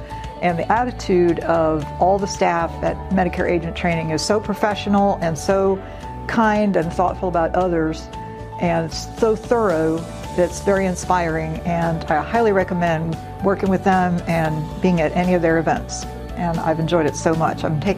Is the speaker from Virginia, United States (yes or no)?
yes; Tidewater, Virginia, United States; I'm from Tidewater, Virginia